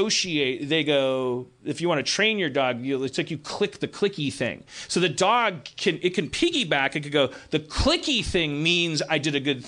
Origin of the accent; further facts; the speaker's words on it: Milwaukee, Wisconsin, United States; growing up in Milwaukee